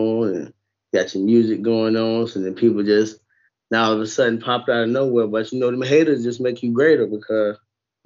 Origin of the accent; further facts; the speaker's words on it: St. Petersburg, Florida, United States; I'm from the Berg, too